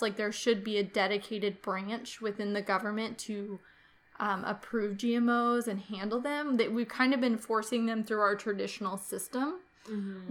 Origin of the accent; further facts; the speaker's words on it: Kansas, United States; here in my home state of Kansas